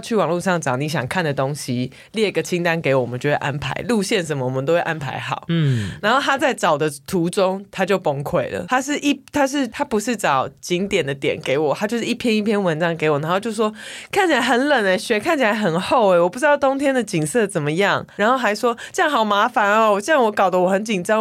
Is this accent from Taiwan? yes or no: yes; Taiwan; 因为他知道我是台湾人